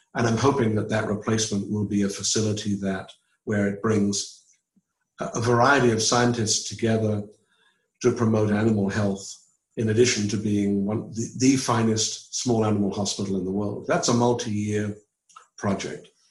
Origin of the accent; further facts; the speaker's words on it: England, United Kingdom; moved away as an adult; also born or lived in London / Auburn, Alabama; now in United States; I was from England